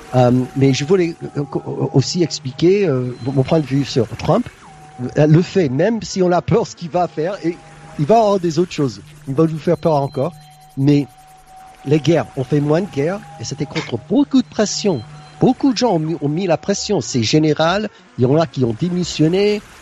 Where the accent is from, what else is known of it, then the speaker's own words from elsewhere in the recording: United States; now in Sarasota, United States; en tant qu'Américain